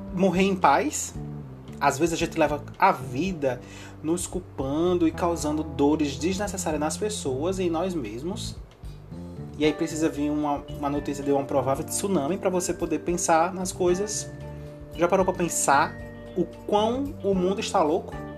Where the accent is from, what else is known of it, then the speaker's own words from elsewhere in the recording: Northeast Region, Brazil; pelo meu sotaque. Dá para você ver que eu sou daqui, né? Do Nordeste